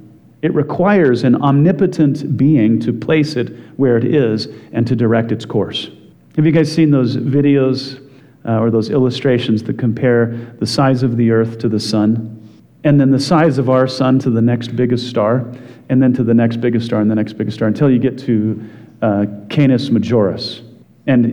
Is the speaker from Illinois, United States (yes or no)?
no; Wyoming, United States; growing up in Wyoming